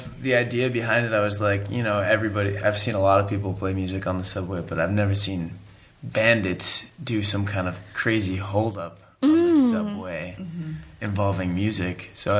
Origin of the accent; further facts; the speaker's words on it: upstate New York, United States; moved away; I'm the only non-North Carolinian in the group. I'm from upstate New York.